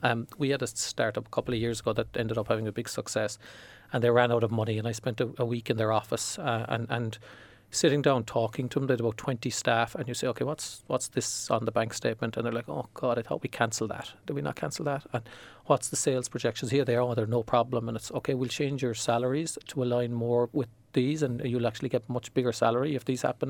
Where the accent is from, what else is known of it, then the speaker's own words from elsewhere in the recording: Ireland; as an Irish person